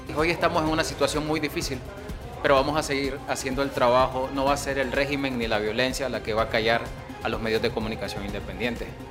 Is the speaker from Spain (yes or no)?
no; Nicaragua; moved away as an adult; hoy no estoy en mi país